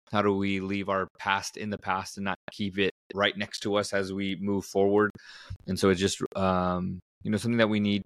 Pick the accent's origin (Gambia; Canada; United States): United States; Southern California; I grew up in Southern California, and growing up, we didn't have a whole lot